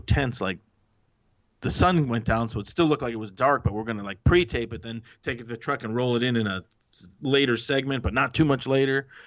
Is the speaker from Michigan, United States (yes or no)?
yes; Detroit, Michigan, United States; moved away as an adult; now in California, United States; Detroit's my hometown.